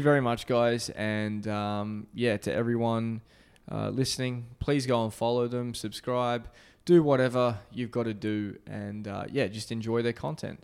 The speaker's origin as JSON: {"language": "English", "country": "Australia", "moved": "yes", "said": "my home country of Australia"}